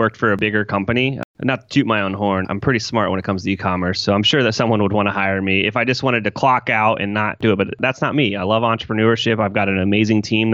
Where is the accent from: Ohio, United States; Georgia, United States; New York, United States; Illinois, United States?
Ohio, United States; Columbus; I'm from Columbus, Ohio